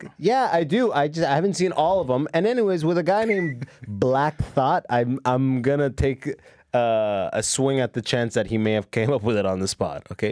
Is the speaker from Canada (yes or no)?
yes; London, Ontario, Canada; I'll be in London, my hometown